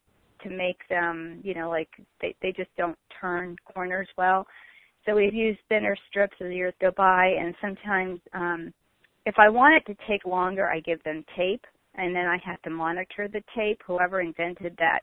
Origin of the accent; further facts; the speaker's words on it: New York, United States; moved away; when I was growing up in New York